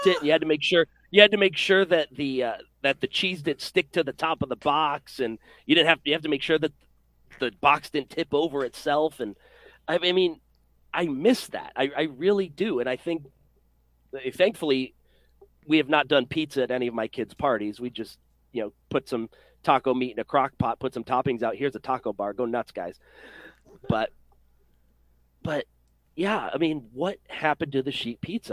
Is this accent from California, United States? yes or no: no; Rochester, New York, United States; born or raised there; now in Middletown, United States